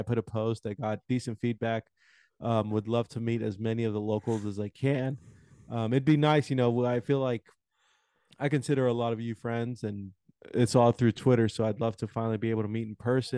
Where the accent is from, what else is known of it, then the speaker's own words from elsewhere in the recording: Houston, Texas, United States; my hometown, Houston, Texas